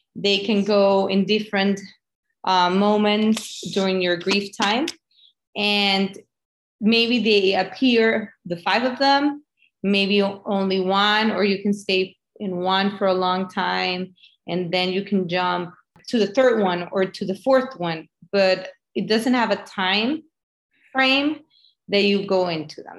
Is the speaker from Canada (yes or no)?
no; Venezuela; moved away; I'm from Venezuela